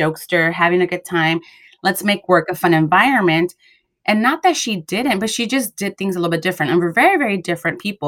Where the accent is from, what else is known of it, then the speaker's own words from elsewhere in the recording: Los Angeles, California, United States; We're both girls from Watts, went to private schools